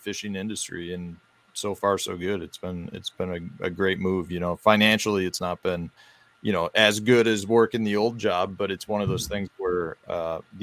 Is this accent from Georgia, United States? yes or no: no; Chicago, Illinois, United States; now in Stevens Point, United States; I grew up in Chicago. I moved from Chicago up to central Wisconsin. I live in the Stevens Point area of Wisconsin